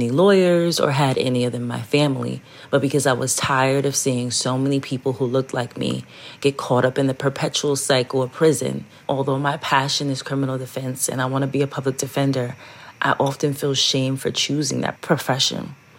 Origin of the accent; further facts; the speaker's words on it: New York City, New York, United States; I was born and raised in the South Bronx, one of the poorest districts in the country.